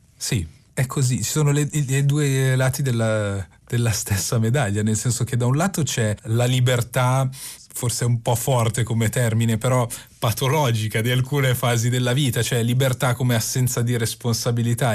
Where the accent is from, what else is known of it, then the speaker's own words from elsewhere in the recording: Milan, Lombardy, Italy; io sono di Milano